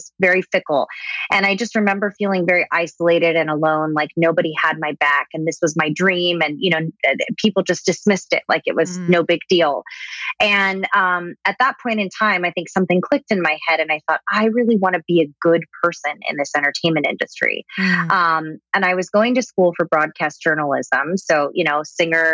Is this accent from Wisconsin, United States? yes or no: no; Southern California, United States; I was born and raised in Southern California